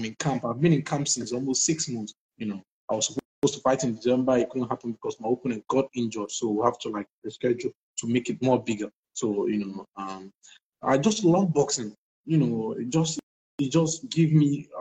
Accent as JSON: {"language": "English", "country": "Nigeria", "said": "I'm from Nigeria, and I'm Brass State, to be precise."}